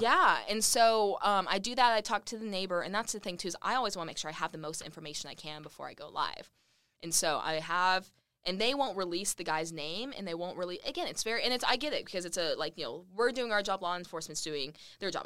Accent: Lubbock, Texas, United States; moved away as an adult; now in Redding, United States; Lubbock, my hometown.

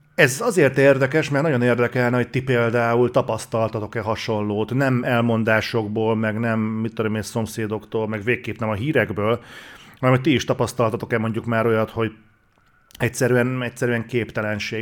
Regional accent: Hungary; magyarok vagyunk

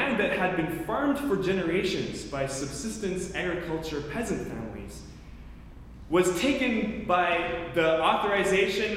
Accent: Canada; moved away as an adult; also born or lived in Chicago; I was from Canada

